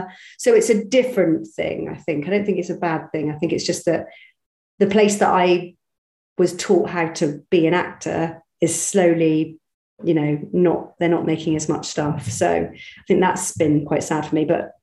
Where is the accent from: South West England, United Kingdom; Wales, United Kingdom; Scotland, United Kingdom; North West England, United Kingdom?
South West England, United Kingdom; Bristol; I'm from Bristol originally, so my accent should be a bit like that. But it used to be like that.